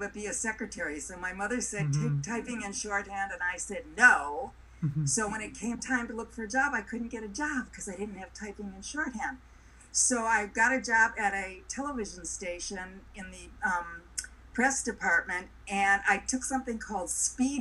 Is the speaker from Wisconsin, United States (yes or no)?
yes; Milwaukee, Wisconsin, United States; moved away; I'm from Milwaukee